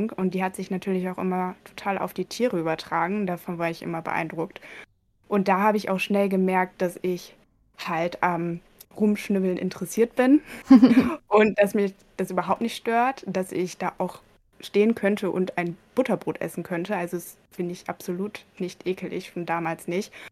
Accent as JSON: {"language": "German", "town": "Aurich", "region": "Lower Saxony", "country": "Germany", "tie": "born or raised there", "said": "Teil auch dann in den Semesterferien habe ich sehr viel Zeit in einer Kleintierpraxis in Aurich, also meinem Heimatort, verbracht."}